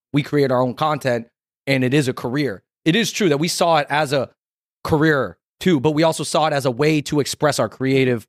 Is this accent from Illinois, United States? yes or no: no; Kent, Washington, United States; moved away as an adult; also born or lived in Los Angeles; now in New York, United States; we grew up in South Seattle, Kent, Washington, and then we moved to L A after college